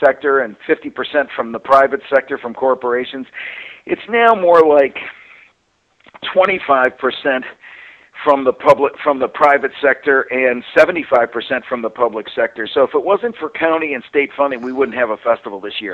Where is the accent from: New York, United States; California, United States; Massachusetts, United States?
New York, United States; Syracuse; Syracuse is my hometown